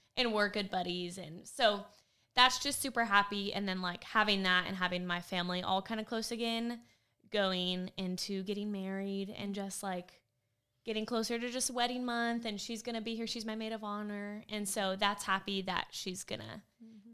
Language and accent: English; California, United States; now in Tennessee, United States; I grew up in California